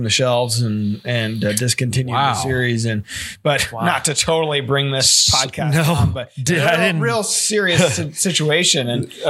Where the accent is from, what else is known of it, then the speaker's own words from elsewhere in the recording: Missouri, United States; I grew up in Smalls in Missouri.